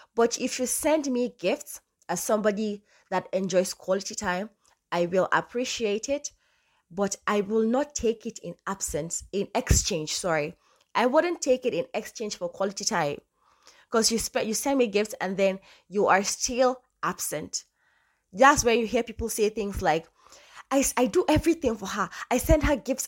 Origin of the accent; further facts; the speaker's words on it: Northern Nigeria, Nigeria; I'm Nigerian, I'm from the north, I speak Hausa fluently